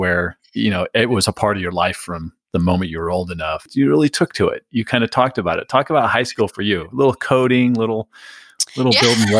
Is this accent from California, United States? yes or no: yes; San Diego, California, United States; So I grew up in San Diego where there's like zero history.